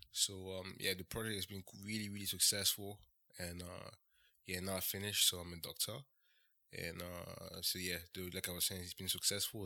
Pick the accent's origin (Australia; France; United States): France; Ferney-Voltaire, Auvergne-Rhône-Alpes; moved away as an adult; also born or lived in Bradford, England; I was born and raised in France. Uh, I grew up, uh, next to, uh, Switzerland, uh, next to Geneva, actually